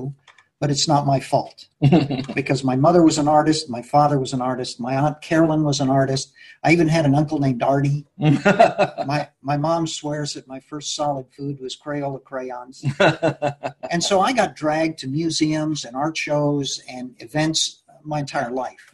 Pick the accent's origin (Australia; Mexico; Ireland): Mexico; Mexico City; I was born and brought up in Mexico City.